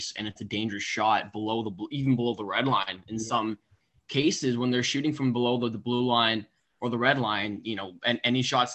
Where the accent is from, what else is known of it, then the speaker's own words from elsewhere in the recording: Canada; we're all Canadian